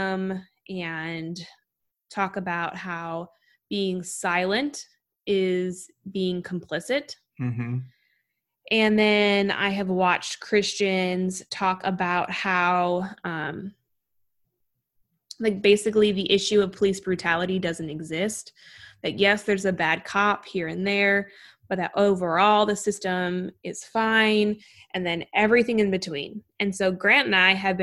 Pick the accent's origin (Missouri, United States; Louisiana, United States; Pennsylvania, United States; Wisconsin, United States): Wisconsin, United States; now in New York, United States; I'm from Wisconsin. So Chicago and Minneapolis, like I grew up basically in between both